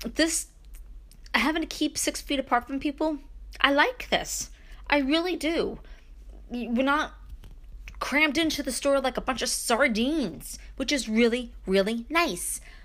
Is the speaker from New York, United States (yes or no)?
yes; Brooklyn, New York, United States; now in Upstate New York, United States; growing up in Brooklyn, moving to upstate